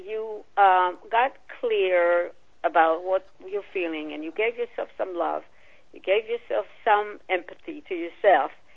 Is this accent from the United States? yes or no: no; Israel; moved away; I was born and raised in Israel